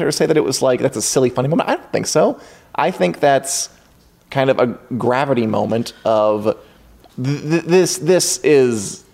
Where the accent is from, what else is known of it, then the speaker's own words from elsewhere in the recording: Midwest, United States; I'm from the Midwest.